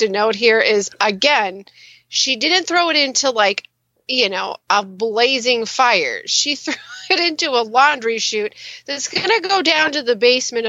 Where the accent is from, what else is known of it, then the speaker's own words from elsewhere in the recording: St. Cloud, United States; my hometown of St. Cloud